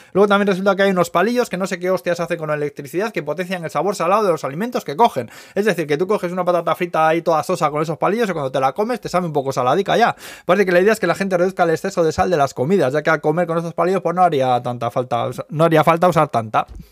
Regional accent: Spain; moved away as an adult; now in Tokyo, Japan; yo aprovecho para pedir perdón a los carteros de Zaya de mi pueblo, eh, porque yo solía de crío pedir juegos

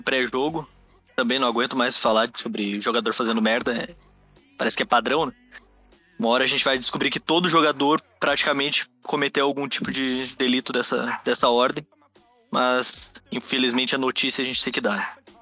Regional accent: Rio Grande do Sul, Brazil; sou gaúcho, professor

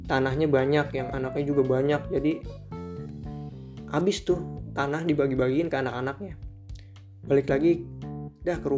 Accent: Bekasi, West Java, Indonesia; also born or lived in Jakarta; Gue lahir di Jakarta 3 Juli 2001 ya umur gue kira-kira sekitaran 19 dah 19 ya 19 gue tinggal di Bekasi asal gue Bekasi dan bokap nyokap atau mak babeh juga tinggalnya di Bekasi

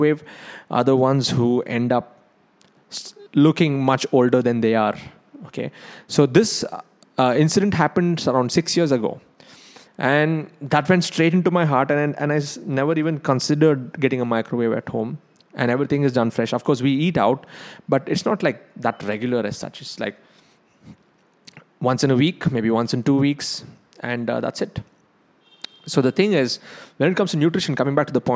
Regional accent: South India, India; I'm South Indian

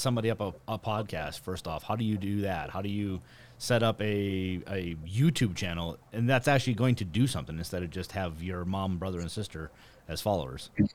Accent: North Dakota, United States; I'm actually from North Dakota

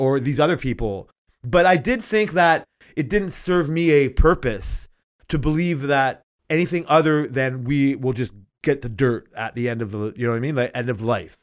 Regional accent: Toronto, Ontario, Canada; I grew up in Canada and Toronto

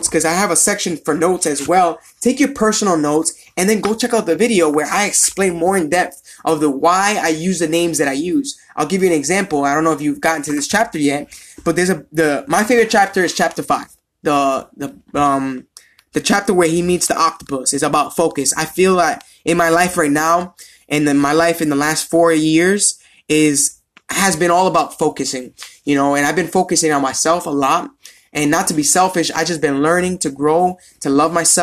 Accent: Providence, Rhode Island, United States; I'm from Providence, Rhode Island

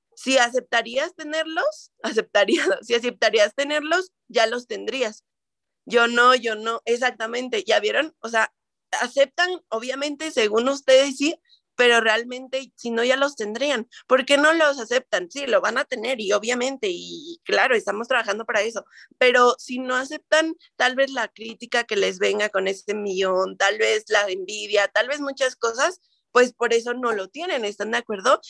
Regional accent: Toluca, State of Mexico, Mexico; Yo también soy de Toluca

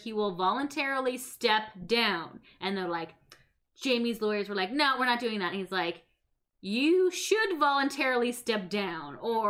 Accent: Canada; as Canadian

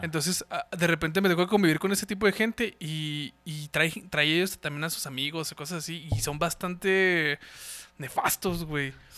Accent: Mexico; also born or lived in Ciudad Juárez, Chihuahua; nosotros los mexicanos

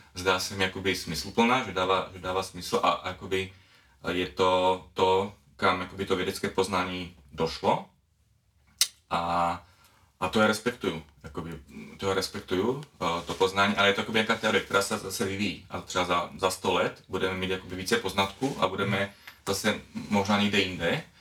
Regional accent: Czechia; now in Slovakia; jsem teda z České republiky, ale žiju na Slovensku

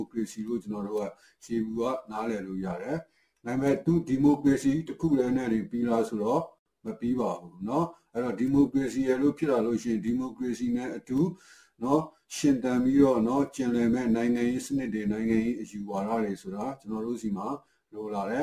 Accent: Myanmar

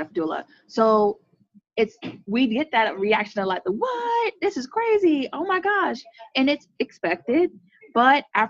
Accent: Central Florida, United States; born and raised in Central Florida

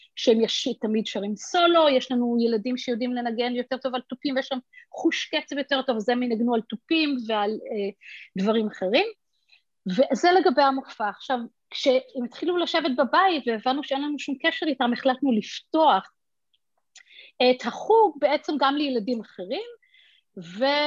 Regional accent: Israel; now in United States; גדלתי בישראל, וגרתי רוב, חצי מחיי בישראל

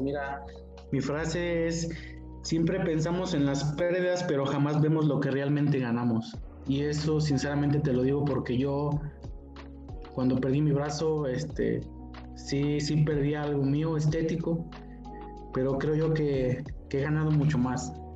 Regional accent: San Luis Potosí, Mexico; soy aquí originario de San Luis Potosí

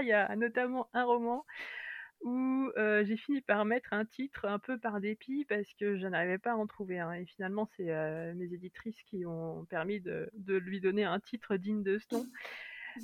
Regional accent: France; accent: French; mon accent français

